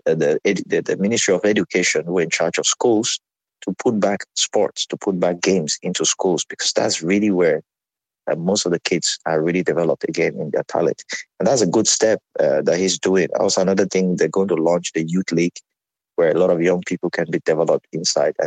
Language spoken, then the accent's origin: English; Cameroon; moved away; growing up in Cameroon, we had school football where you could play at the school level.